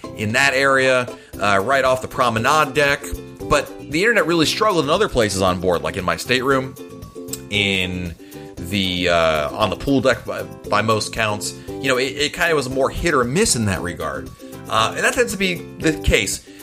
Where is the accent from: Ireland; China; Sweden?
Ireland; now in England; I am Irish living in England